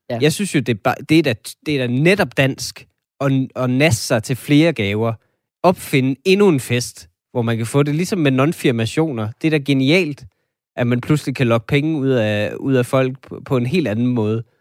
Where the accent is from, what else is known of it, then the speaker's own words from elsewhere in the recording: Denmark; vi er jo måske alle sammen som danskere øh, lidt feminister